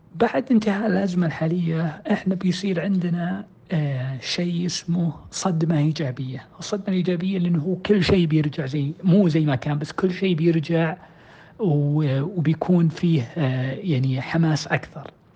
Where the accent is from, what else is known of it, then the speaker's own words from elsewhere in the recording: Saudi Arabia; عندنا في السعودية